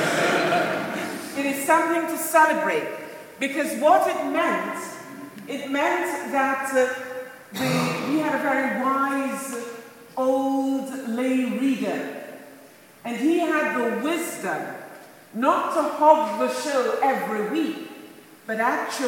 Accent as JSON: {"language": "English", "town": "Montego Bay", "region": "Saint James", "country": "Jamaica", "tie": "born or raised there", "moved": "yes", "lives_now": "United Kingdom", "said": "born and brought up in Montego Bay, Jamaica"}